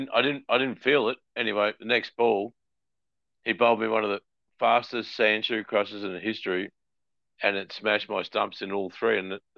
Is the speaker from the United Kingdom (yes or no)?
yes; North East England, United Kingdom; I'm a Geordie